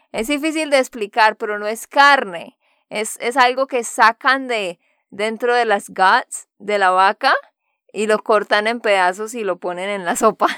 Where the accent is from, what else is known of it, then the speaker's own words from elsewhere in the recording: Santander, Colombia; de Santander, Colombia